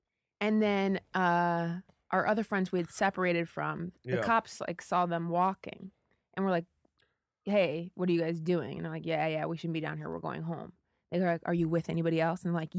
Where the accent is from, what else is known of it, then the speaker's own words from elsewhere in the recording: Ohio, United States; I grew up in Ohio. There's not a ton to do.